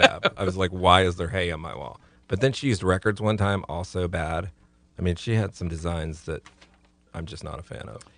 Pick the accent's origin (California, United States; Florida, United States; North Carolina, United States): Florida, United States; Central and South; now in Tallahassee, United States; I come from Central and South Florida